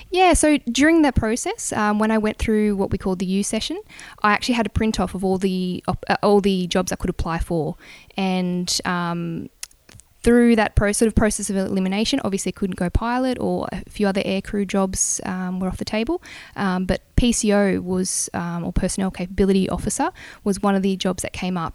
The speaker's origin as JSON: {"language": "English", "town": "Bungendore", "region": "New South Wales", "country": "Australia", "tie": "born or raised there", "also_born_or_lived": "Canberra", "said": "I grew up in Bungendore in New South Wales, so small country town just out of Canberra."}